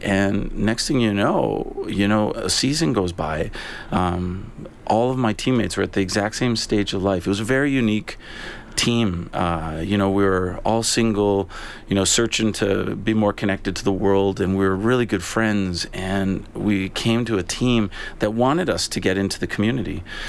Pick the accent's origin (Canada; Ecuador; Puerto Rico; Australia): Canada; but as a Canadian, I didn't know an awful lot about it.